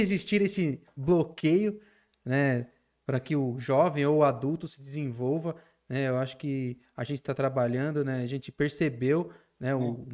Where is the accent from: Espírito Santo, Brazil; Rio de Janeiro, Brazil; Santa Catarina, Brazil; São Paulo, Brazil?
São Paulo, Brazil; eu como aqui sou paulista